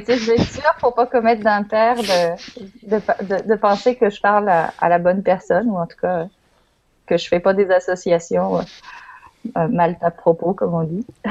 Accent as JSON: {"language": "French", "town": "Lyon", "region": "Auvergne-Rhône-Alpes", "country": "France", "tie": "born or raised there", "moved": "as an adult", "lives_now": "Quebec City, Canada", "said": "je suis moi aussi française, je suis née à Lyon il y a quelques années et euh, j'ai émigré au Québec"}